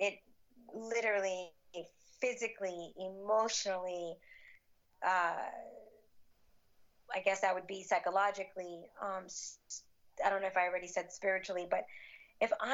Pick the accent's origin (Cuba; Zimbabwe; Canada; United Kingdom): Cuba; now in United States; I was born in Cuba. We came to the U.S. in 1970.